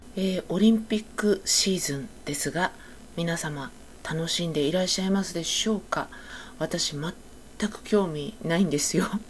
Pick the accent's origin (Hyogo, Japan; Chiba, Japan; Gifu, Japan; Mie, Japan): Chiba, Japan; 私、千葉県出身なので、